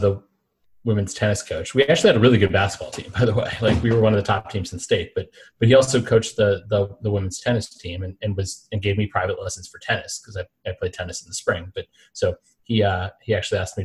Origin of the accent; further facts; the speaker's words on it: Alexandria, Virginia, United States; also born or lived in Mississippi; I grew up Northern Virginia, Alexandria, right outside of D.C.